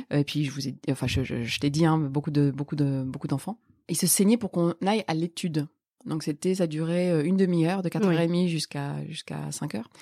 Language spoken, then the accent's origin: French; Lille, Hauts-de-France, France; born or raised there; also born or lived in Rif, Morocco